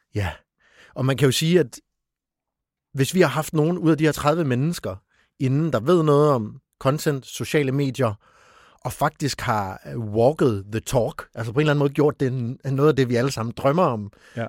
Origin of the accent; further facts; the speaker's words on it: East Funen, Southern Denmark, Denmark; nu kommer jeg selv fra Østfyn